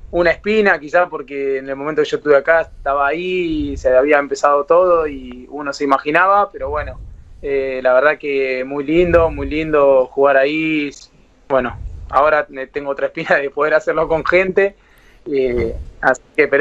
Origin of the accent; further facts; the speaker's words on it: Buenos Aires, Argentina; Eh, yo soy de Saavedra, de, Capital, eh, ahí justo a cuatro o cinco cuadras de la cancha platense.